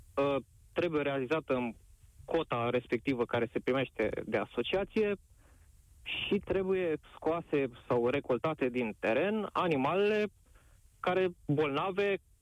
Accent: Covasna County, Romania; sunt din Covazna

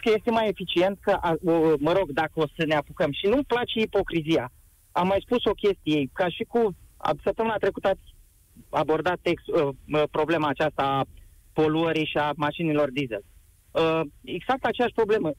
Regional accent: Iași, Iași County, Romania; sunt și din Iași

